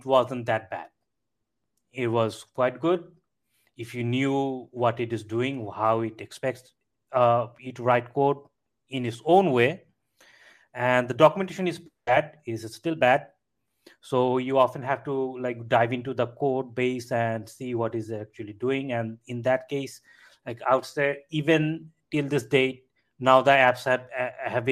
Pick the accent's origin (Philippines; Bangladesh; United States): Bangladesh; I'm from Bangladesh.